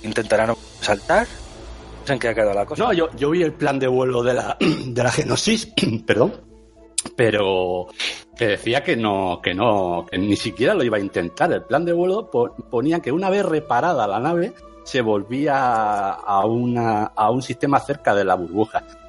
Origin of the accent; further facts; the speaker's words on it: Region of Murcia, Spain; soy de Murcia